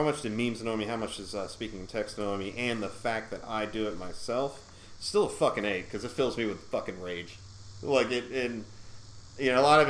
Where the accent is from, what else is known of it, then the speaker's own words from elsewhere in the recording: Georgia, United States; also born or lived in Connecticut; Yeah, I moved to Georgia when I was 5.